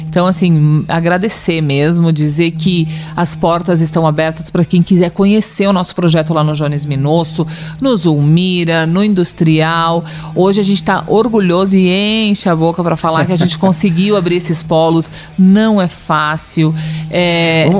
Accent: Lages, Santa Catarina, Brazil; Nós somos de Lages

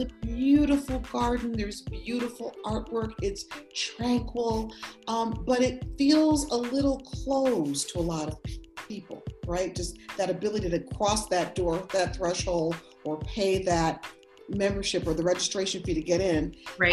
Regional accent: Buffalo, New York, United States; moved away; I grew up, I was born in Buffalo, New York

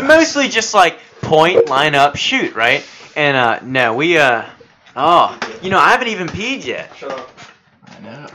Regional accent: United States; as an American

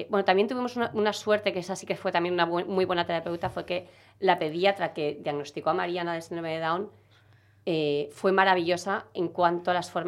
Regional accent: Galicia, Spain; also born or lived in Brussels / Zaragoza; now in Seville, Spain; Yo soy gallega.

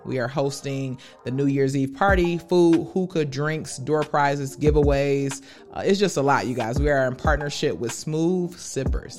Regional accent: Wisconsin, United States; growing up in Wisconsin

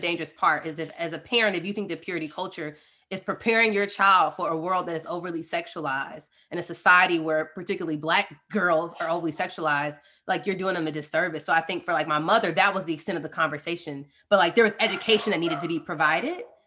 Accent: Atlanta, Georgia, United States; we're from Atlanta, we've been running the Rooted Life for almost two years now

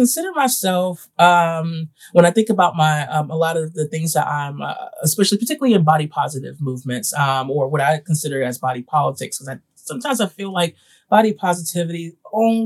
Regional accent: New York City, New York, United States; I grew up in Bed-Stuy, Crown Heights, East New York, Brooklyn

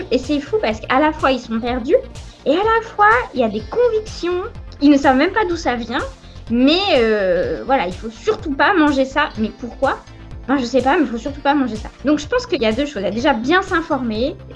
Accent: France; surtout en tant que Français

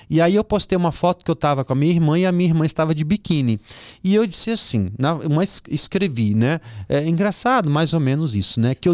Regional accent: Vitória, Espírito Santo, Brazil; eu estava fazendo um evento lá na minha terra, no Espírito Santo, em Vitória

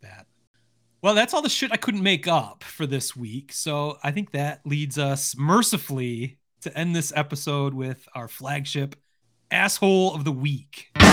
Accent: Detroit, Michigan, United States; now in Lansing, United States; being born and raised in Detroit

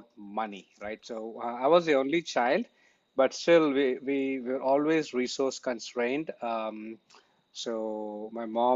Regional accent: Chennai, Tamil Nadu, India; moved away as an adult; also born or lived in Coimbatore / New York; I come from Chennai

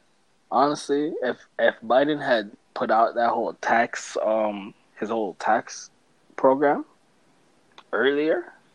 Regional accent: Canada; and since we're Canadian, that's we don't really got to talk about it anymore.

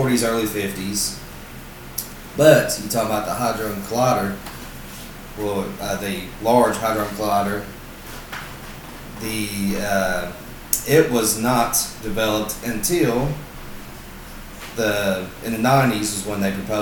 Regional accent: Southern Kentucky, United States; we are from Southern Kentucky

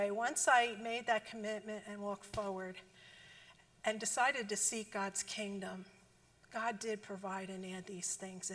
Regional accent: New Jersey, United States; accent: Jersey; moved away; I'm from Jersey. And if you couldn't tell from the accent

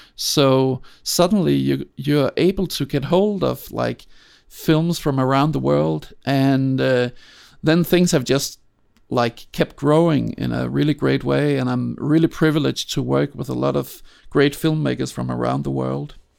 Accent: Copenhagen, Capital Region of Denmark, Denmark; I grew up in Denmark

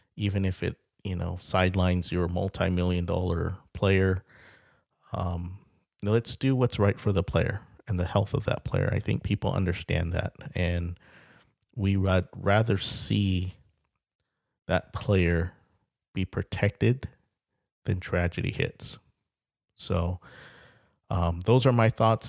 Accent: Carlsbad, California, United States; I'm from the Carlsbad area, lived, lived in, uh, Carlsbad, California for about twenty-eight years

